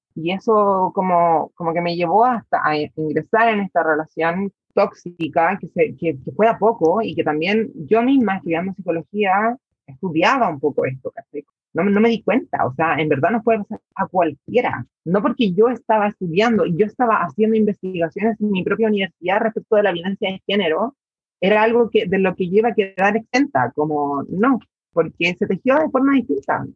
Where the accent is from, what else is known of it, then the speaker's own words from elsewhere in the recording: San Antonio, Valparaíso, Chile; Yo soy de provincia, de San Antonio, el puerto, el principal puerto de Chile